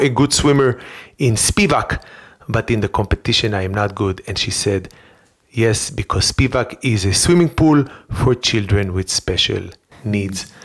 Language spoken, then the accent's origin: English; Rehovot, Central District, Israel; moved away; I grew up in Rehovot in Israel